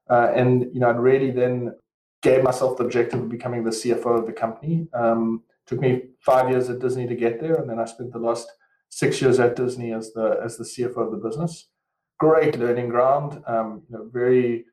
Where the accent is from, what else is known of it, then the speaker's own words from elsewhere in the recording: Western Cape, South Africa; moved away as an adult; as you can probably hear from my accent, I'm originally from South Africa, raised, grown, etc. in the sunny Cape down in South Africa.